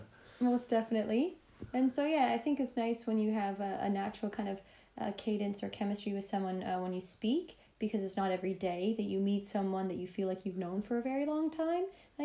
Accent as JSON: {"language": "English", "town": "Toronto", "region": "Ontario", "country": "Canada", "tie": "born or raised there", "also_born_or_lived": "Los Angeles, United States", "moved": "as an adult", "lives_now": "London, United Kingdom", "said": "And yeah, so I'm a stand-up comedian originally from Toronto."}